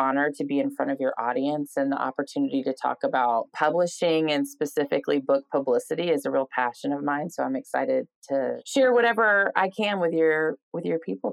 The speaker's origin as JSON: {"language": "English", "town": "Atlanta", "region": "Georgia", "country": "United States", "tie": "born or raised there", "moved": "as an adult", "lives_now": "Nashville, United States", "said": "I started out in Atlanta, my hometown where I grew up"}